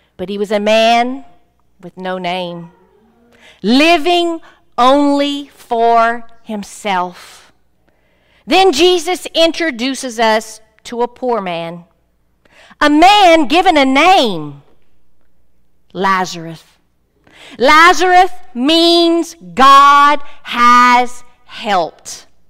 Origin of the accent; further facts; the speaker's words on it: South Louisiana, United States; I'm from South Louisiana